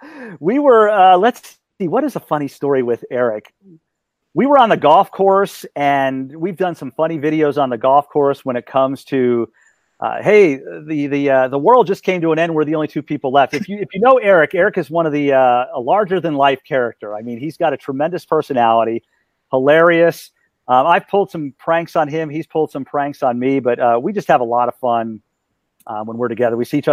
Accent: Hawaii, United States; born there; No, I was born in Hawaii because my dad was in the Marine Corps. So I want to go back to Hawaii.

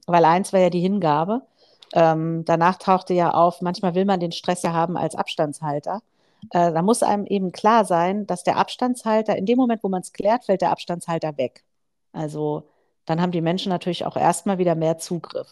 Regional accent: Germany; als Deutsche

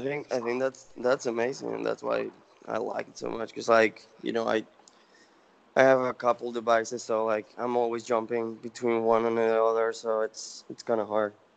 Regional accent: Venezuela; moved away as an adult; now in United States; I'm originally from Venezuela. Um, so I came to the U.S. for college, and then um, started my own company, and you know, stay here

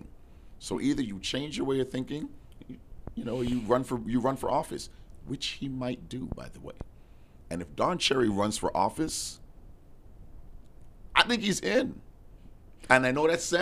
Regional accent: Toronto, Ontario, Canada; I grew up in Toronto. I was born in Mount Sinai Hospital, downtown Toronto

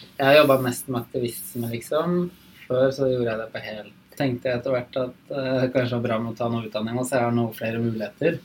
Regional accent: eastern Vestfold, Norway; Jeg vokste opp i Øst Vestfold

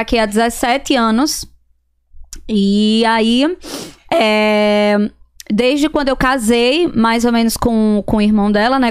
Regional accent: Serra Talhada, Pernambuco, Brazil; moved away as an adult; Serra Talhada, Pernambuco. Serra Talhada. Fica a cinco horas de viagem de Recife

